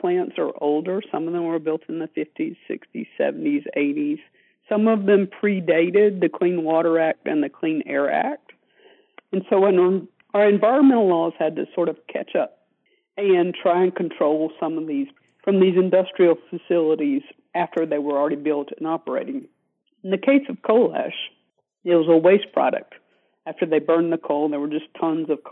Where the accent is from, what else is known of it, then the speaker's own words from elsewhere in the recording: North Carolina, United States; my home state of North Carolina